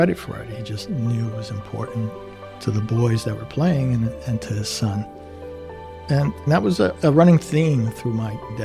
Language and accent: English; Elizabeth, New Jersey, United States; it was my hometown and it's literally around the corner